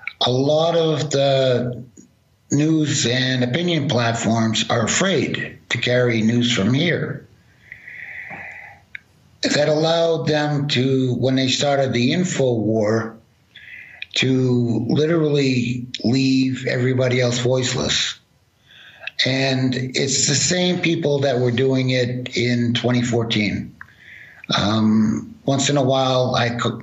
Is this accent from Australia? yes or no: no; Boston, Massachusetts, United States; moved away as an adult; also born or lived in West Ukraine; now in Donbass, Ukraine; I'm from Boston, Massachusetts, originally.